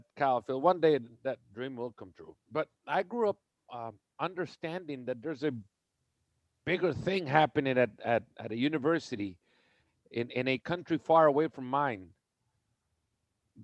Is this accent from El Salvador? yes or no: yes; El Salvador; moved away as an adult; also born or lived in Texas; So I was born in El Salvador, and I grew up in El Salvador, went to high school in El Salvador